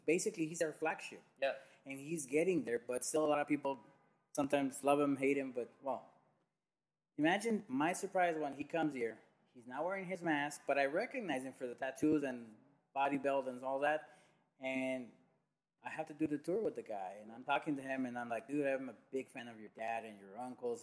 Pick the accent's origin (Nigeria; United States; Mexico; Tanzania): Mexico; Tijuana, Baja California; Never in Tijuana though. Never in my hometown